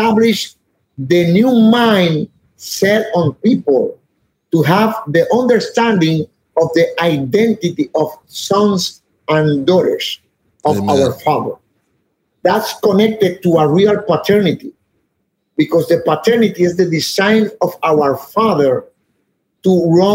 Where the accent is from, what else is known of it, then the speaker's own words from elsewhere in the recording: Puerto Rico; moved away; I'm from Puerto Rico